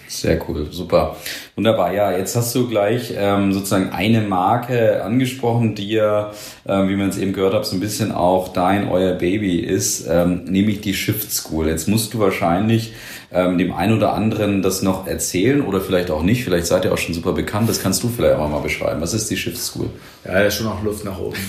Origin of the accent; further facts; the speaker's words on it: Nuremberg, Bavaria, Germany; als Nürnberger